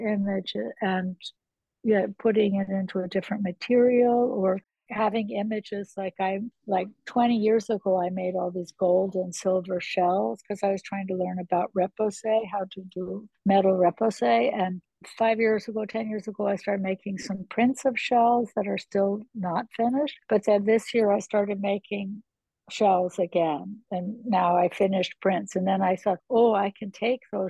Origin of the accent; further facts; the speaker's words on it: New Jersey, United States; I'm from New Jersey